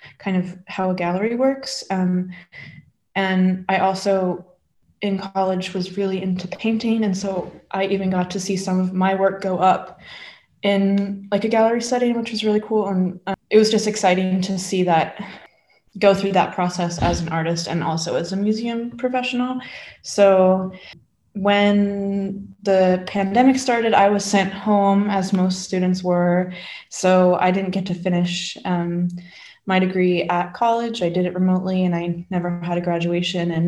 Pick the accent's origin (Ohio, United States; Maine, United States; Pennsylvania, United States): Maine, United States; Brunswick; moved away as an adult; also born or lived in North Carolina; now in St Andrews, United Kingdom; I'm an American postgrad at the University of St. Andrews, and I am from Brunswick, Maine, which is on the east coast of the US